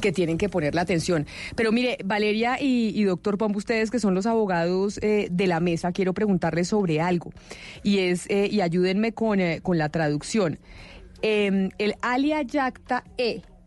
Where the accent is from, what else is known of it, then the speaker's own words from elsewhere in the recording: Colombia; nuestro país, en Colombia